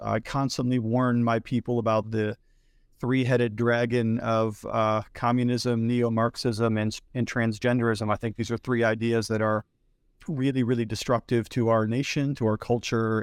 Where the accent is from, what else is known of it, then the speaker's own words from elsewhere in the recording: Northeast Ohio, United States; now in Pittsburgh, United States; I grew up in Northeast Ohio and I was raised in the church